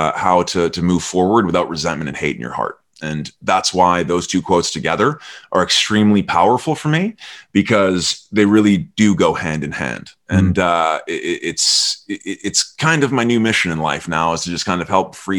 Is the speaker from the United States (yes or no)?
no; Canada; I'm Canadian